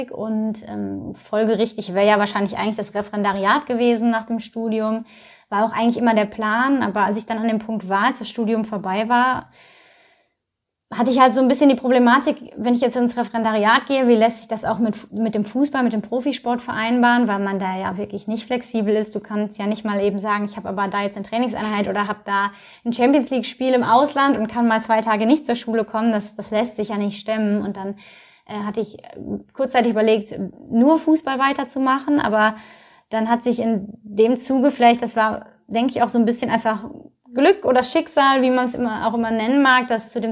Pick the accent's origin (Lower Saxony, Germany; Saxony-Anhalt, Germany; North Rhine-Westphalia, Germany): North Rhine-Westphalia, Germany; now in Köln, Germany; also ich komme ja aus dem Ruhrgebiet, hatte vorher echt auch nicht viel am Hut mit äh, Köln